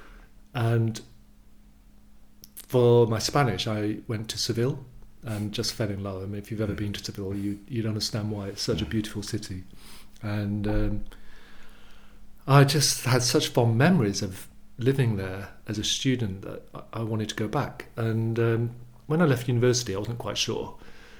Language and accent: English; Yorkshire and the Humber, United Kingdom; moved away as an adult; also born or lived in East London / Epping Forest / Madrid, Spain; now in London, United Kingdom; my mum married my stepfather when I was about 8, and we moved to Yorkshire. He was a Yorkshireman, and I lived there for 10 years until I finished my schooling